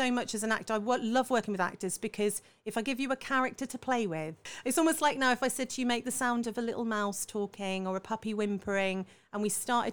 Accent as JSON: {"language": "English", "town": "Salisbury", "region": "South West England", "country": "United Kingdom", "tie": "born or raised there", "said": "down south where I grew up in Salisbury"}